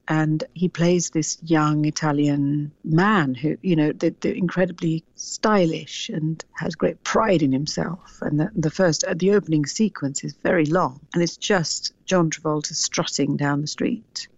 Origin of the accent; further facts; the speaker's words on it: Sri Lanka; as a little girl growing up in Sri Lanka